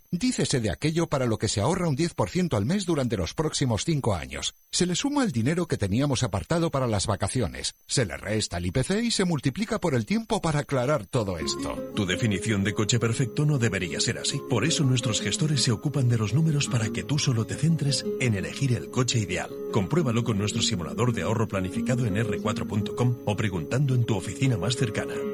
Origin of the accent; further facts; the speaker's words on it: Alicante, Valencian Community, Spain; Buenos días … de Alicante.